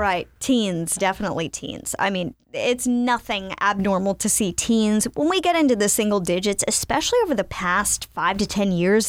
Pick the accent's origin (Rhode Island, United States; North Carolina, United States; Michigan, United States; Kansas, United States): North Carolina, United States; Winston-Salem; I was a kid growing up in Winston-Salem, North Carolina